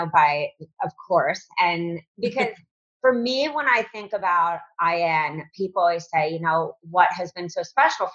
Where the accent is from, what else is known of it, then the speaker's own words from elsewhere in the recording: East Coast, United States; moved away; also born or lived in the South (US); we're from East Coast, but I'm down south